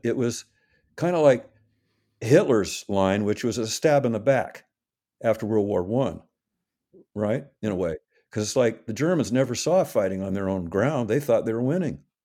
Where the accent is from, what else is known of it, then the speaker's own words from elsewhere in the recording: Seattle, Washington, United States; I grew up in Seattle, I arrived here in early nineteen fifty, born in a little town nearby